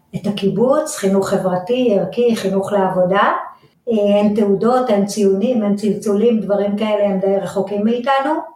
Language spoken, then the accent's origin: Hebrew; Ga'ash, Central District, Israel; אני נולדתי בגעש